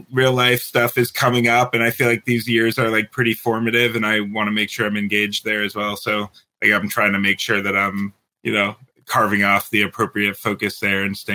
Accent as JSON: {"language": "English", "region": "Michigan", "country": "United States", "said": "Michigan. Yeah."}